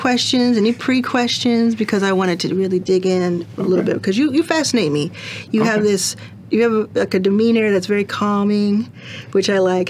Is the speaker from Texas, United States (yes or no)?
yes; Dallas, Texas, United States; Dallas. We're from Dallas.